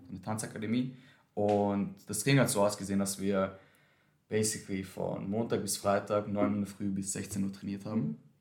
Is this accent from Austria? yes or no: yes; Vienna, Austria; Wien, ich bin in Wien aufgewachsen.